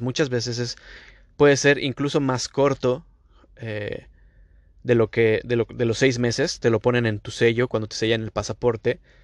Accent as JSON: {"language": "Spanish", "country": "Mexico", "moved": "yes", "lives_now": "Canada", "said": "Yo como mexicano"}